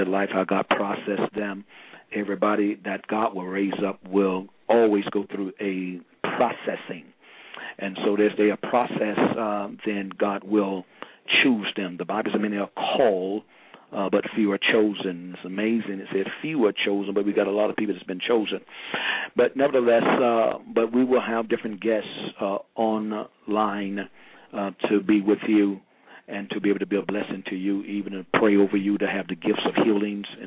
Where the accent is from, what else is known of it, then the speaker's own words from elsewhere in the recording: St. Petersburg, Florida, United States; moved away as an adult; now in Miami area, United States; I'm originally from St. Petersburg, Florida. That's the west coast of Florida, around about close to Tampa, next to Tampa and Sarasota